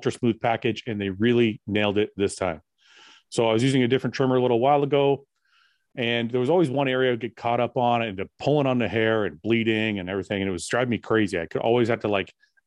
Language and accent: English; Canada; I was born in Canada, so my parents cut the Italian part off.